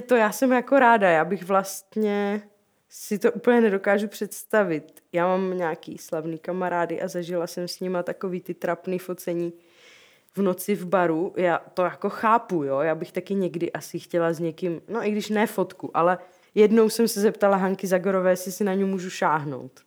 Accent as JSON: {"language": "Czech", "town": "Rosice", "region": "South Moravian Region", "country": "Czechia", "tie": "born or raised there", "also_born_or_lived": "Brno / Zlín", "said": "v Rosicích, odkud jsem"}